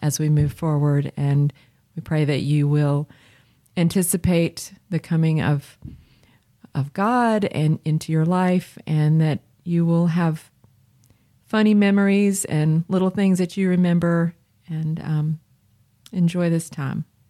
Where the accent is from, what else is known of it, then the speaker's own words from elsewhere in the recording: Chapel Hill, North Carolina, United States; As a child, um, growing up in Chapel Hill for several years